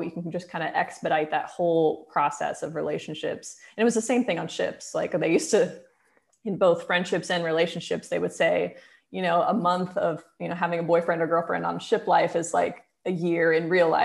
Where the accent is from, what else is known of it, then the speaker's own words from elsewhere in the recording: United States; moved away as an adult; also born or lived in London; now in Portugal; my hometown in the US